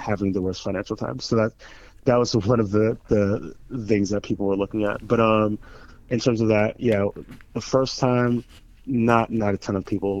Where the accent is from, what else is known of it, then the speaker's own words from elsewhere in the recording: Springfield, Massachusetts, United States; I grew up in Springfield, Mass